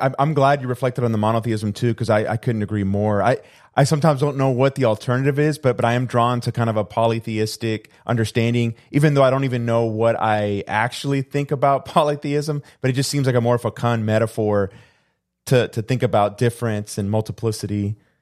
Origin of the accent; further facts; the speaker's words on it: Houston, Texas, United States; also born or lived in Puerto Rico; I came to the United States when I was two, but we moved to Houston